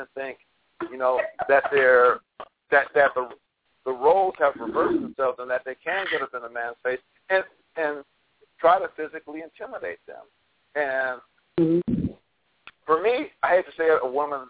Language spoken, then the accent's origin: English; Los Angeles, California, United States; I grew up in Los Angeles